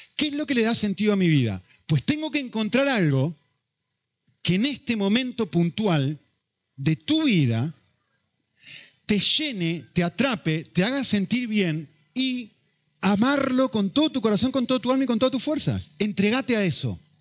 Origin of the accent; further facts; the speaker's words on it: Argentina; now in Spain; Soy argentino